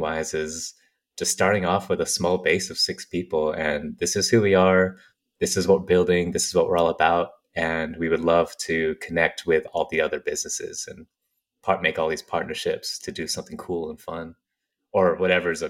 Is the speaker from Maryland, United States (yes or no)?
no; Carlsbad, California, United States; I grew up in Carlsbad, Encinitas, like northern San Diego area